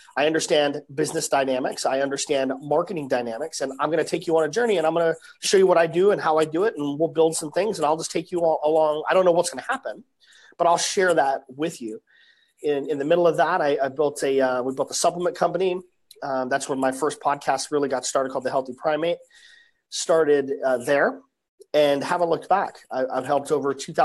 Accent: Salt Lake City, Utah, United States; I was born and raised in Salt Lake City, born in Salt Lake City, Utah.

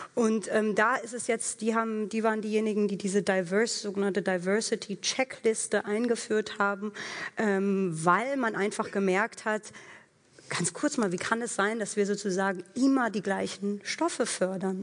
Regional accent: Germany; ich bin hier in Deutschland groß geworden

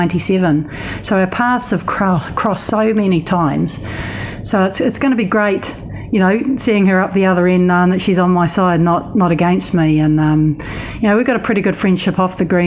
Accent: New Zealand; Being a Kiwi

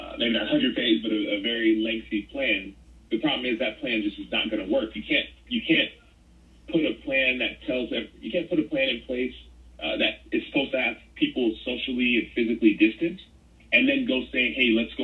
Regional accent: Dallas, Texas, United States; born or raised there

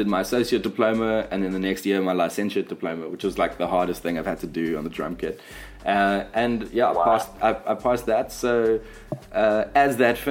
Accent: Durban, KwaZulu-Natal, South Africa; accent: Durban surfer skater; moved away; also born or lived in Cape Town; growing up in Durban

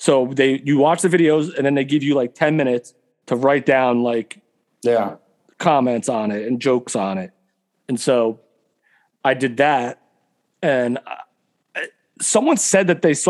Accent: West Orange, New Jersey, United States; my hometown, West Orange, New Jersey

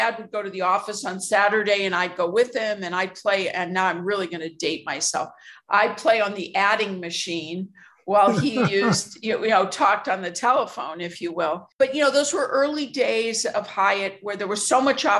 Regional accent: Chicago, Illinois, United States; born or raised there

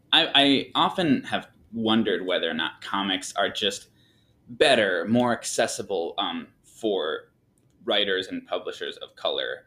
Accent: Michigan, United States; moved away as an adult; also born or lived in Mexico; now in Texas, United States; I moved from Michigan, which is where I spent pretty much my whole life

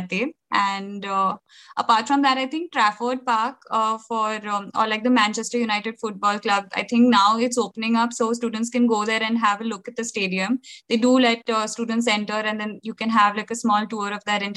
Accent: India; moved away as an adult; now in Salford, United Kingdom; as Indian students over here

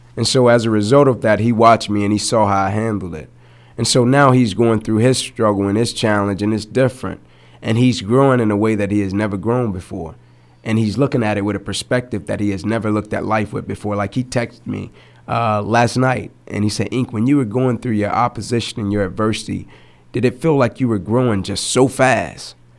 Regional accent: Atlanta, Georgia, United States; I grew up in Atlanta

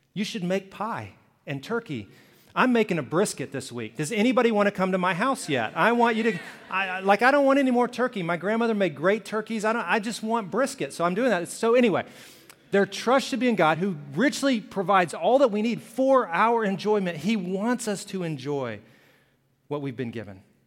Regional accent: Birmingham, Alabama, United States; I grew up in Alabama, Birmingham

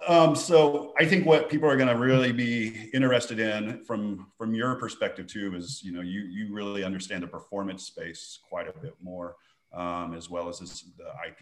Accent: West Texas, United States; accent: bad West Texas English; I'm from West Texas

